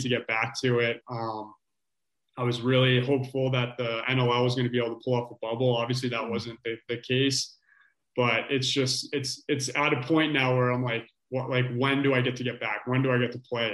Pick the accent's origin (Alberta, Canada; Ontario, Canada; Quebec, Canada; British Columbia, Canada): Ontario, Canada; Orangeville; Growing up in Orangeville, it's obviously a, a lacrosse hotbed